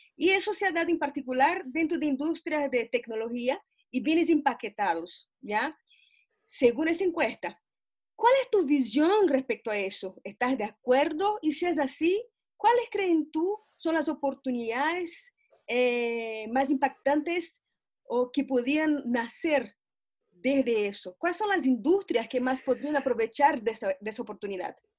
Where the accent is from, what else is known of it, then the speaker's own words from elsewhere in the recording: Brazil; now in Santiago, Chile; yo soy brasileña